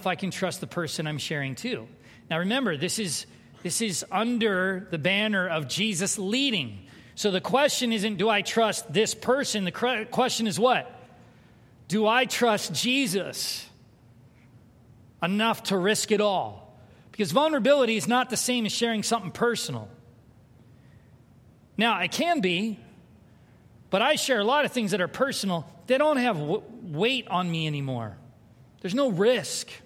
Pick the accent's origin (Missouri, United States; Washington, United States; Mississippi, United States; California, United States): California, United States; San Diego; moved away; I grew up in San Diego